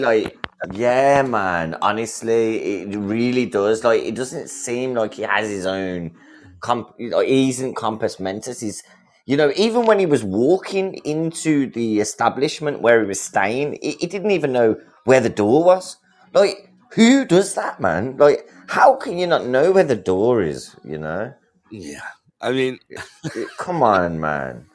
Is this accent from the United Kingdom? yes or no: yes; England, United Kingdom; I'm, I'm Englishman.